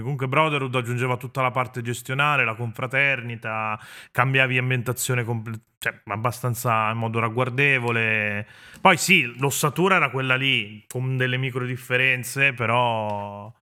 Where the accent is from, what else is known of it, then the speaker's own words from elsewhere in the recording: Venice, Veneto, Italy; sono veneziano